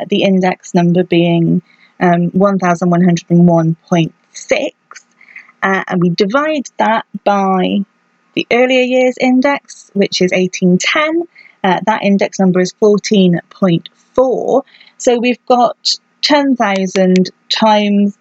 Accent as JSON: {"language": "English", "country": "United Kingdom", "said": "I'm British"}